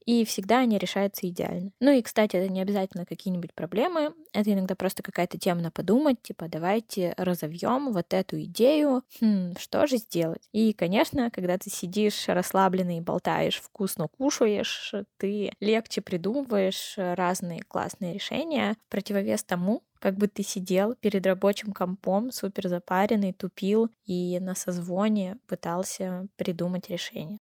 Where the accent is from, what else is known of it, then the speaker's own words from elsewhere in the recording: Verkhny Ufaley, Chelyabinsk Oblast, Russia; из Верхнего Уфалея, это маленький город э, в Челябинской области